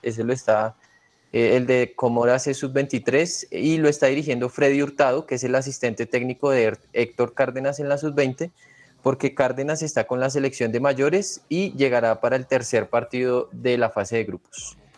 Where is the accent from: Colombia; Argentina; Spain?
Colombia; uno como colombiano